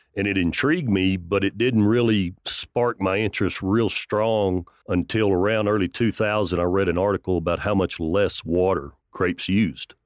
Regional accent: Levelland, Texas, United States; also born or lived in Lubbock, Texas; Grew up in a cotton farming family about thirty miles west of here, went to high school in Leveland

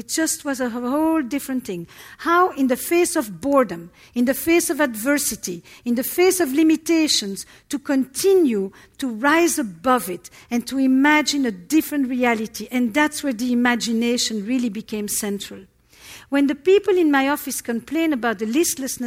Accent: Antwerp, Flanders, Belgium; I come from Antwerp, Belgium. It's Flemish Belgium. And I come from a community that is all Holocaust survivors

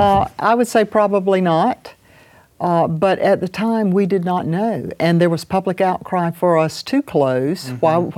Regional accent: Saluda, South Carolina, United States; I was over in my hometown of Saluda

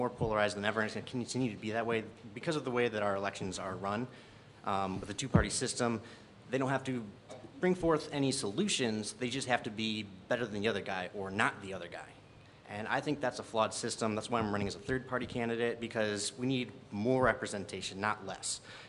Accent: Sycamore, Illinois, United States; also born or lived in DeKalb, United States; now in Cortland, United States; I was born in DeKalb, raised in Sycamore, and now I own a home in Cortland.

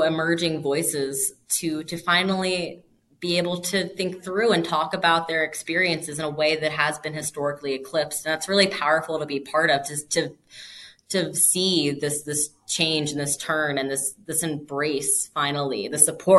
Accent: Morgantown, West Virginia, United States; I am from Morgantown, West Virginia.

